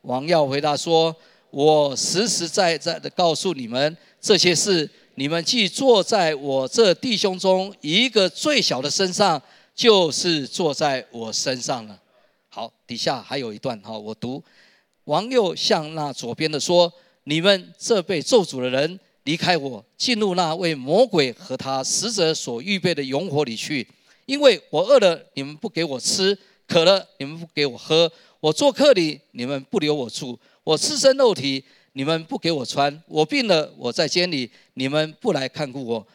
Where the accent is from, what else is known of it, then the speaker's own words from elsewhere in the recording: Taishan, New Taipei, Taiwan; 原来我们是住在泰山的黎明技术学院的后面一点的山坡上